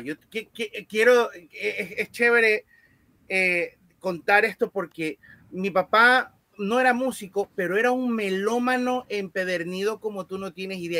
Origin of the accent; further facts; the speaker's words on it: Guayaquil, Guayas, Ecuador; yo nací aquí en Guayaquil